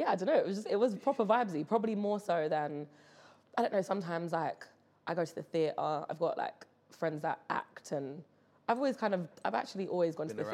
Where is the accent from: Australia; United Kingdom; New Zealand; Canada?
United Kingdom; London; I am from West London, very proudly. Caribbean family, Jamaica on one side, Barbados on the other